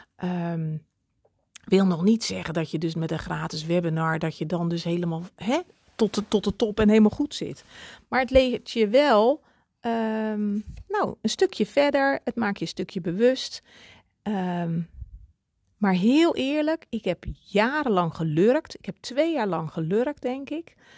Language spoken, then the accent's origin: Dutch; Netherlands; ik ben ook Hollander